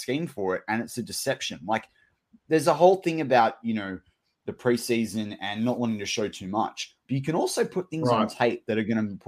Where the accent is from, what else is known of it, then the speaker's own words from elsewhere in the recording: Australia; as an Australian